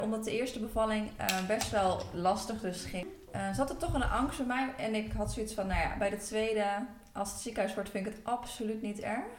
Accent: Apeldoorn, Gelderland, Netherlands; ik kom uit Apeldoorn

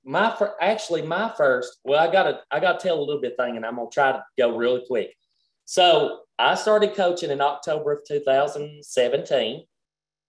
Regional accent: Kentucky, United States; we're country, we're from Kentucky

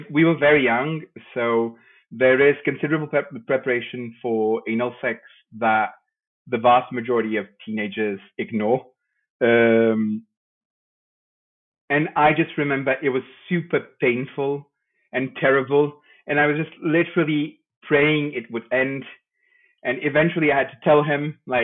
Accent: Lisbon, Portugal; also born or lived in Madeira; I was born in Madeira. As you said, I came very young. I grew up in the Lisbon outskirts.

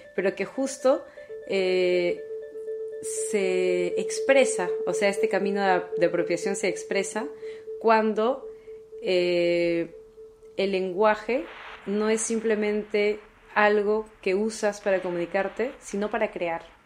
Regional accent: Callao, Peru; moved away as an adult; now in Paris, France; nací en el Callao, eh, pero en un lugar muy pobre

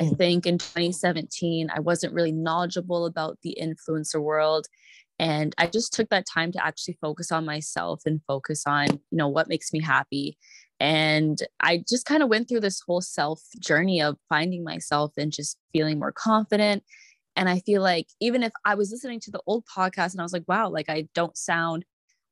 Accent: Canada; I grew up in Canada and I was born here

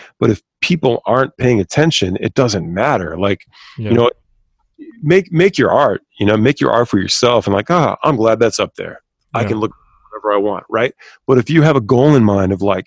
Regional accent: Havre de Grace, Maryland, United States; I'm a dude from Havity Grace, Maryland

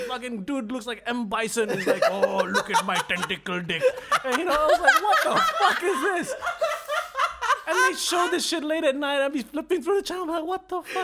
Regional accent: England, United Kingdom; moved away; I was growing up in England

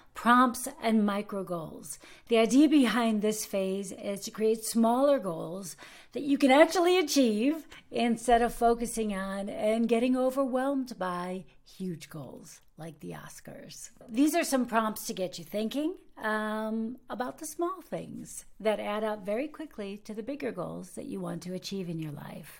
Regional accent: United States; now in Germany; I am an American actress living and working in Germany

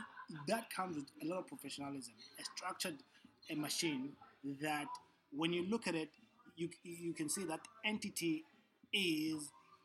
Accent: South Africa; I'm from South Africa.

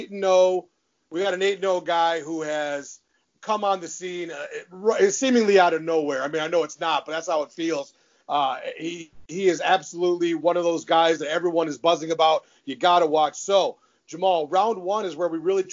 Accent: Detroit, Michigan, United States; I'm from the Detroit area.

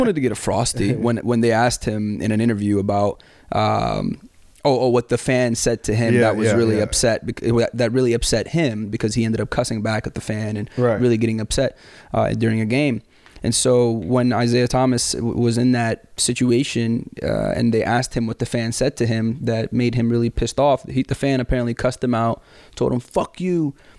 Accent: Sudan; also born or lived in Saudi Arabia; especially when I grew up in Sudan and Saudi Arabia, I would walk around the house or walk around outside barefoot.

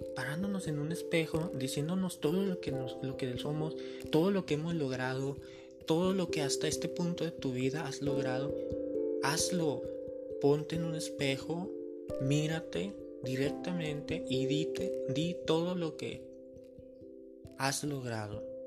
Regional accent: Mexico; como mexicanos, ¿verdad? Tenemos dichos

